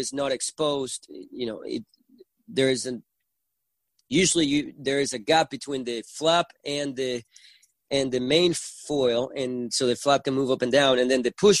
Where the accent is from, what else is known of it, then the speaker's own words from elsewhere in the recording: Puerto La Cruz, Anzoátegui, Venezuela; accent: Venezuelan; first language Spanish; English is a second language; I grew up in Venezuela where I was born and raised